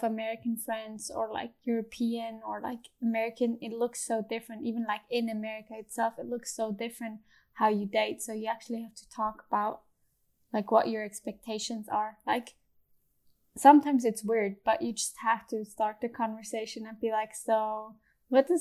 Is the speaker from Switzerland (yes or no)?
yes; Switzerland; moved away as an adult; now in California, United States; I'm from Switzerland